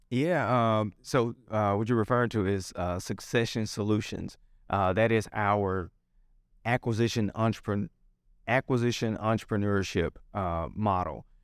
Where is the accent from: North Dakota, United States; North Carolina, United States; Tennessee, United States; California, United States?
Tennessee, United States; Memphis; born or raised there